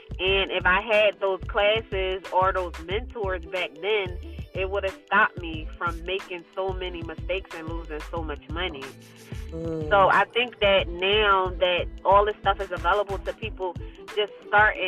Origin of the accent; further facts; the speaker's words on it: Philadelphia, Pennsylvania, United States; I'm from Philadelphia. I'm born and raised in Philadelphia